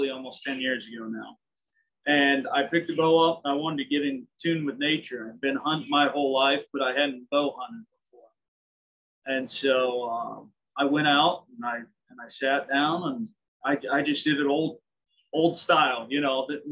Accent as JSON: {"language": "English", "town": "Seymour", "region": "Iowa", "country": "United States", "tie": "born or raised there", "also_born_or_lived": "Sheridan, Iowa", "said": "I grew up in Seymour, which is even closer"}